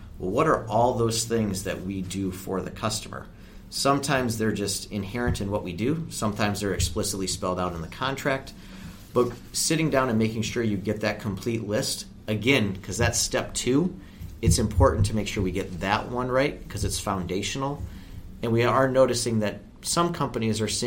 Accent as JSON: {"language": "English", "region": "Michigan", "country": "United States", "said": "I come from Michigan"}